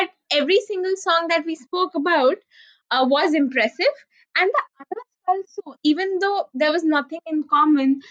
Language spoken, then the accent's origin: English; North India, India; a North Indian who's never been to any southern state